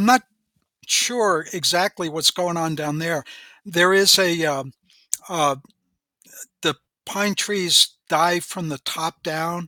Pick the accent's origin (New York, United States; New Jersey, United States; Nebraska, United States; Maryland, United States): New Jersey, United States; northern; moved away as an adult; also born or lived in Wisconsin / Northwoods (Minnesota); I grew up, though, in northern New Jersey